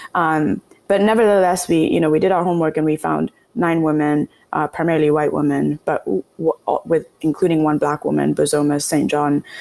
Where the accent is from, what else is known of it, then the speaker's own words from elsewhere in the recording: Kenya; now in United States; growing up in Kenya, but once I moved to the US